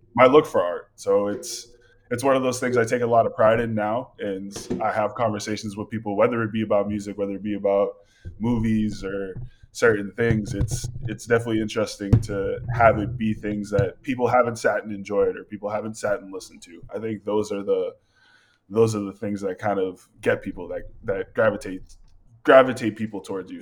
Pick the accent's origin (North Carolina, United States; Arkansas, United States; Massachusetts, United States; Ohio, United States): Massachusetts, United States; Malden; moved away as an adult; now in Portland, United States; I was born and raised in Malden, Massachusetts, and that's just a city just ten minutes north of Boston.